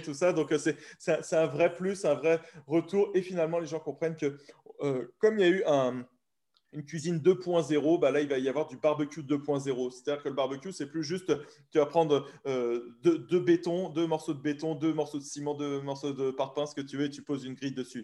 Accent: France; nous, en tant que bon français

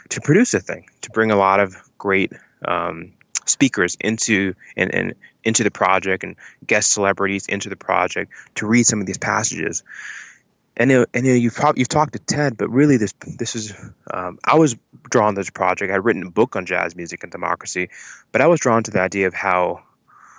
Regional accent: Atlanta, Georgia, United States; I was in Atlanta, I'm from Atlanta

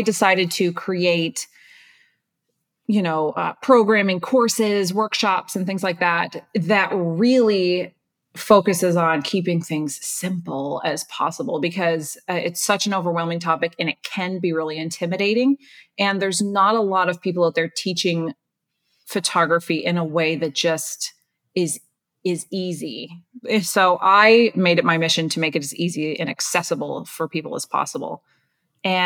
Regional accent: Nova Scotia, Canada; moved away as an adult; also born or lived in Toronto; I'm from Nova Scotia, Canada.

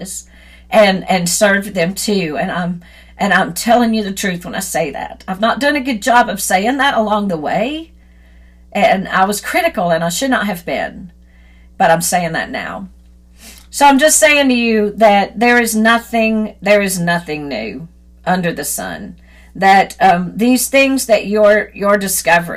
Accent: Deep South, United States; I grew up in the Deep South

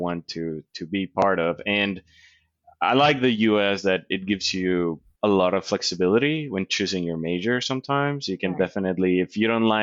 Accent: Colombia; English is a second language; moved away as an adult; also born or lived in North Carolina; now in United States; growing up in Colombia

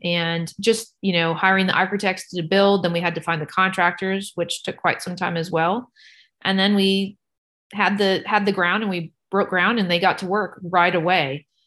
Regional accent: San Antonio, Texas, United States; now in Knoxville, United States; I grew up in San Antonio, Texas.

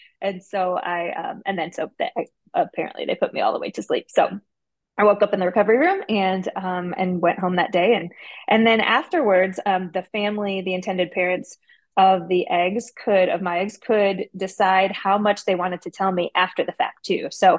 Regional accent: Midwest, United States; Or maybe it was because I was from the Midwest.

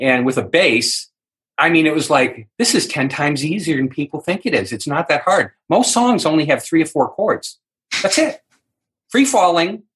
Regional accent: New England, United States; I'm from New England

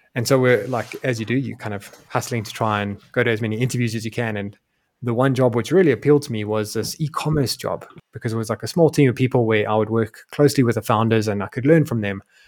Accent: South Africa; moved away as an adult; also born or lived in Europe; my home country of South Africa

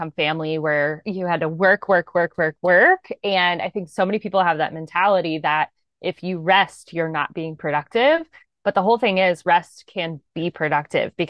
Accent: Columbus, Ohio, United States; I'm actually from Columbus, Ohio

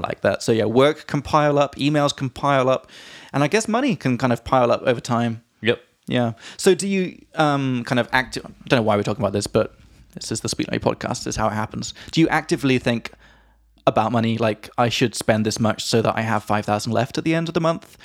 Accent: England, United Kingdom; from England

